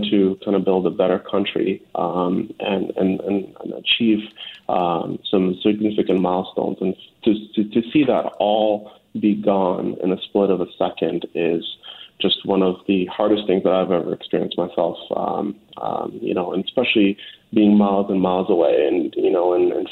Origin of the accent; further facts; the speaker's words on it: Afghanistan; there's a deep sadness um, for for me and for many Afghans